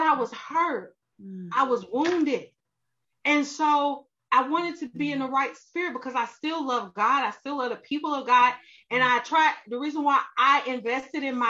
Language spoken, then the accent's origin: English; Arkansas, United States; also born or lived in Texas; now in Georgia, United States; I'm from Arkansas. I live in Texas.